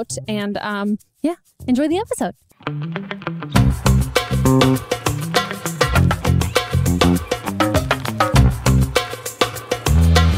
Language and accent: English; California, United States; I grew up in California